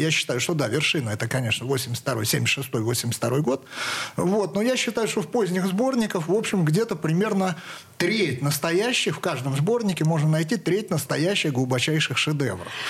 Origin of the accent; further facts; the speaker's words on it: Saratov, Saratov Oblast, Russia; я из Саратова